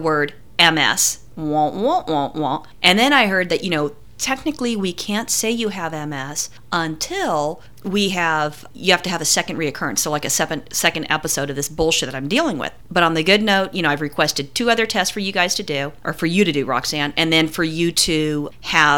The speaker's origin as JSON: {"language": "English", "region": "California", "country": "United States", "said": "we're from California. I never grew up with ticks or fleas"}